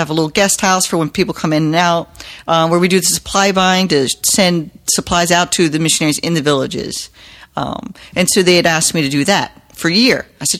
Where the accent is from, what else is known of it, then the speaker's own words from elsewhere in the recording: Harford County, Maryland, United States; moved away as an adult; now in Philippines; I'm from Harford County.